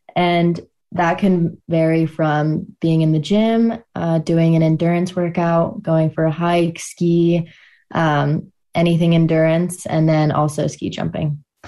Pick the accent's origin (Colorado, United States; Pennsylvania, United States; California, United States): Colorado, United States; Steamboat Springs; I'm from Steamboat Springs, Colorado